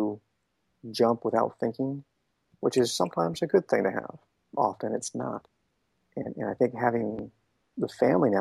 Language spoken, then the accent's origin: English; Shasta County, Northern California, United States; moved away as an adult; I grew up in Shasta County. I didn't travel much. I mean, every now and again we took a trip somewhere, but my world was Northern California